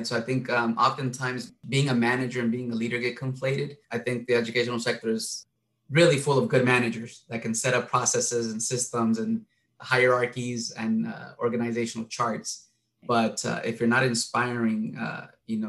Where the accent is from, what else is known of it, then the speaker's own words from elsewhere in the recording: Castroville, California, United States; English is a second language; I grew up in Castroville, was like a farm labor camp.